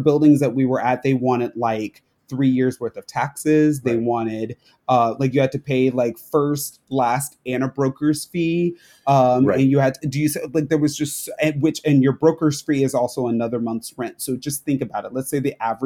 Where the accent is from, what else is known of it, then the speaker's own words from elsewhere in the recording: Las Vegas, Nevada, United States; also born or lived in Florida; now in New York City, United States; I'm a black man that grew up on the West Coast. I grew up in Las Vegas